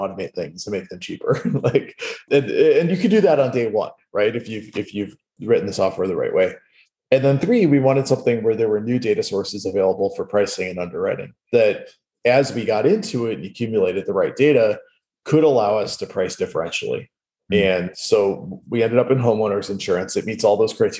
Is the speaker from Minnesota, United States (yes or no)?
no; Wisconsin, United States; moved away; where I grew up in Wisconsin